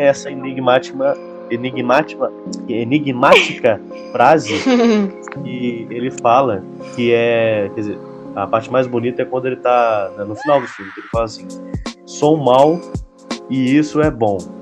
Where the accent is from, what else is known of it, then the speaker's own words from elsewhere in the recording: Rio de Janeiro, Brazil; moved away; eu sou carioca, eu nasci no Rio de Janeiro, vivi no Rio de Janeiro